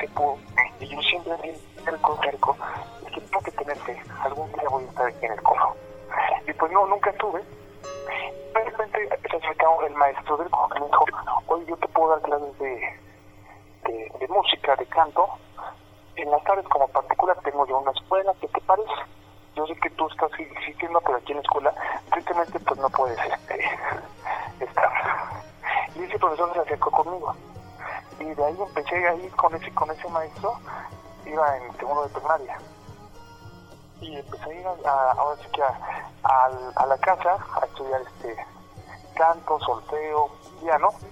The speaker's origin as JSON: {"language": "Spanish", "region": "State of Mexico", "country": "Mexico", "tie": "born or raised there", "said": "Originario soy del Estado de México"}